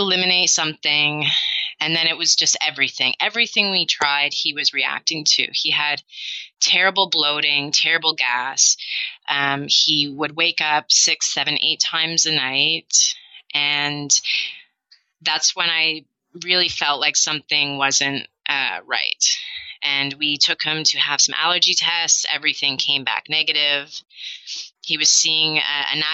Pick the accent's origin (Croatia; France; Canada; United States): Canada; moved away as an adult; now in Amsterdam, Netherlands; I'm a Canadian expat. I've been in Amsterdam for 12 years now